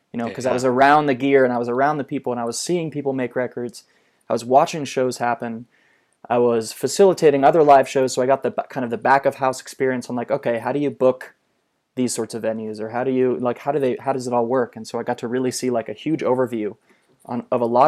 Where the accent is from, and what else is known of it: Orlando, Florida, United States